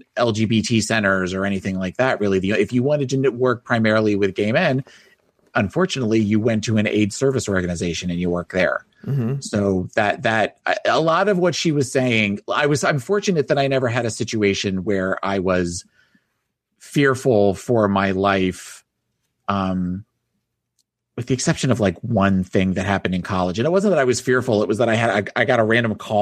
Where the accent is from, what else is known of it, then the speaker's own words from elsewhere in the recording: New Jersey, United States; I grew up in South Jersey.